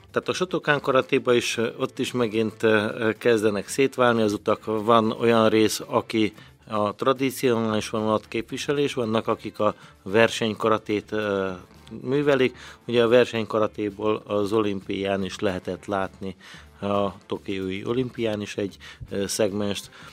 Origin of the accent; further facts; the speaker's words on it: Szarvas, Békés, Hungary; now in Békéscsaba, Hungary; szarosan nőttem fel